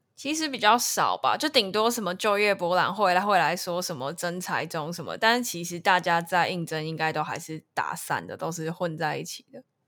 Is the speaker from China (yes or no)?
no; Taipei, Taiwan; moved away as an adult; now in Tainan, Taiwan; 我其实我是台北人